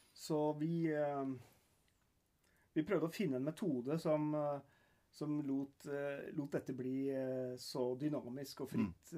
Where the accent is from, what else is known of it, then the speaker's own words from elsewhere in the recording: Norway; når vi kommer hjem til Norge